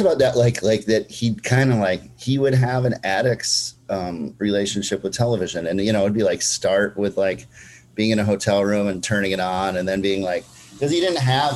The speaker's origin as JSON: {"language": "English", "town": "Minneapolis", "region": "Minnesota", "country": "United States", "tie": "born or raised there", "moved": "yes", "lives_now": "Brooklyn, United States", "said": "that's my hometown, Minneapolis, Minnesota"}